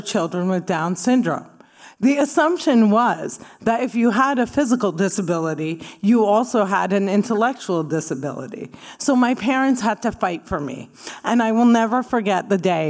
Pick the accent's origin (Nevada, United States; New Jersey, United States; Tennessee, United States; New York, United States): New Jersey, United States; I grew up in New Jersey